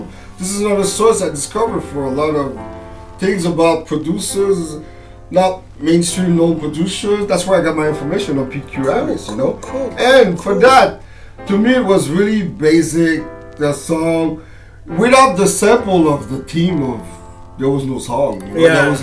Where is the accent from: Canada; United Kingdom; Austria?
Canada; we're from Canada